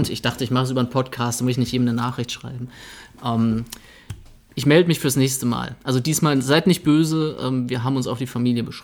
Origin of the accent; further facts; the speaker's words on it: Bavaria, Germany; weil ich bin ja in Süddeutschland, wo ich herkomme, aus dem ähm, schönen Franken. Jetzt hätte ich fast Bayern gesagt